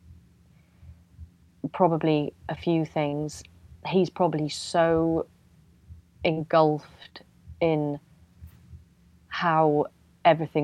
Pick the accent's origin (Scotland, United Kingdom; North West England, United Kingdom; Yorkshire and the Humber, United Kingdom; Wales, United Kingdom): Wales, United Kingdom; moved away as an adult; now in London, United Kingdom; I'm from Wales